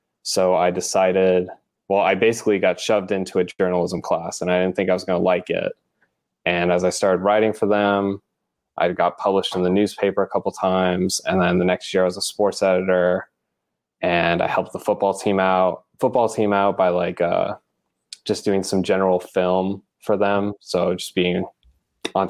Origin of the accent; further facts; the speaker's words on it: El Paso, Texas, United States; I'm from El Paso, Texas